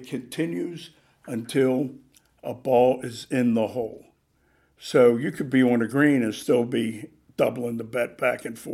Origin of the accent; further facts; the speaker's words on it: Baltimore, Maryland, United States; moved away; I grew up in Baltimore, and East Baltimore, and there's a golf course there called Clifton Park